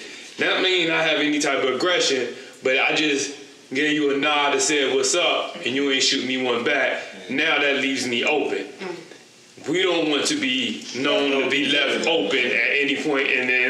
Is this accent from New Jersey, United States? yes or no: yes; New Jersey, United States; I'm from Jersey